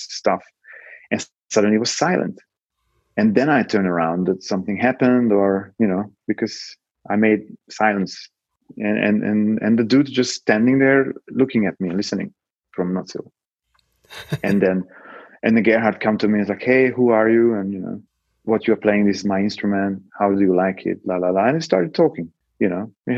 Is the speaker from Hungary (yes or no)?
yes; Hungary; moved away; also born or lived in Poland; I'm a Hungarian talking English to the dudes and asking for the keys in Polish